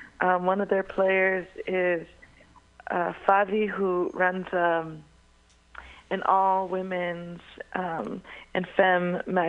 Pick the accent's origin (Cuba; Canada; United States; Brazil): United States; San Jose, California; I grew up in Eastside San Jose.